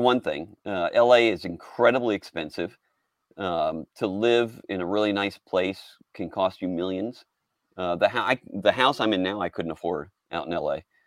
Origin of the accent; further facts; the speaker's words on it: Houston, Texas, United States; I was raised in Houston